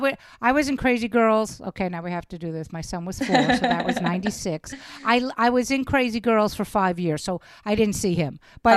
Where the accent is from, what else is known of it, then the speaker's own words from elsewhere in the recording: New York City, New York, United States; also born or lived in Los Angeles; No, I am born and bred. I grew up in Brooklyn, New York. I actually lived in Los Angeles.